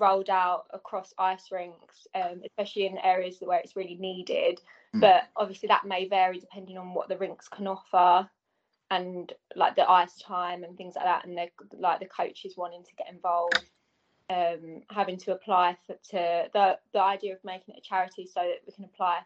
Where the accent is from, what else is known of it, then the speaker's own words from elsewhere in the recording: Enfield, London, United Kingdom; growing up in Enfield, surrounded by knife crime.